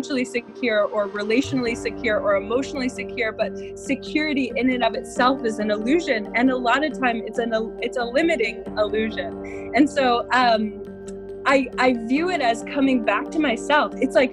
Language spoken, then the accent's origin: English; Colorado, United States; moved away as an adult; also born or lived in Denver, Colorado; now in Santa Barbara, United States; born and raised in Colorado, and I recently moved out to Santa Barbara